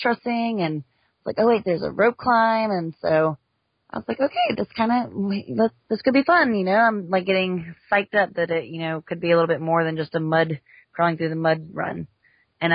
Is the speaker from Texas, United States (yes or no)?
yes; Houston, Texas, United States; moved away; I'm from Houston, and I was recently, just last year, moved back to Houston.